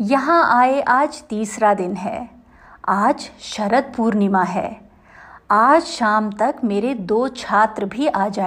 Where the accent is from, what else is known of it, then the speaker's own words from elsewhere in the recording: Jabalpur, Madhya Pradesh, India; मेरे पिता गुजरात के एक गाँव से आकर मध्य प्रदेश के जबलपुर में बस गए मेरा जन्म जबलपुर में हुआ बचपन में गुजरात आना जाना चलता रहा